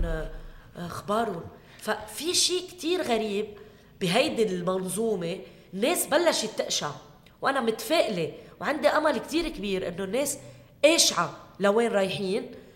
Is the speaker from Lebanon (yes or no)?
yes; Keserwan-Jbeil, Lebanon; هي منطقتي اهلي هون